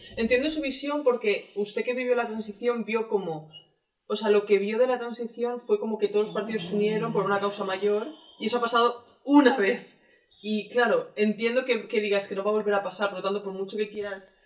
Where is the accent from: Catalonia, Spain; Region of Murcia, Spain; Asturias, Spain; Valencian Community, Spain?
Catalonia, Spain; Yo soy catalana